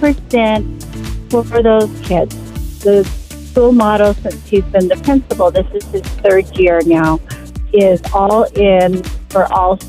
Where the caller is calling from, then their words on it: Winslow, Arizona, United States; I'm calling from Winslow, Arizona.